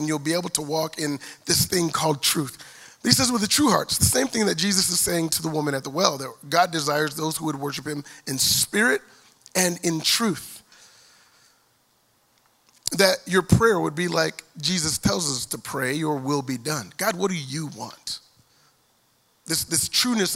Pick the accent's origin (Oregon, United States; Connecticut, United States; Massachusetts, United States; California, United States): California, United States; Lompoc; growing up in Lompoc, California. We're just north of Santa Barbara